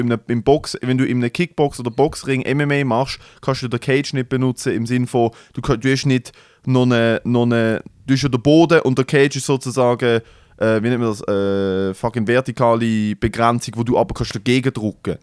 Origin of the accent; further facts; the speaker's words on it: Basel, Basel-Stadt, Switzerland; bei uns in Basel